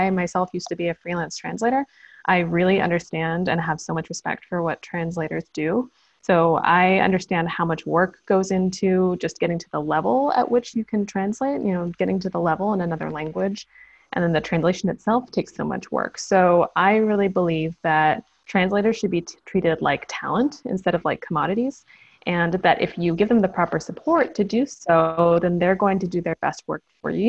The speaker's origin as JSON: {"language": "English", "country": "United States", "moved": "as an adult", "lives_now": "South Korea", "said": "I'm American originally"}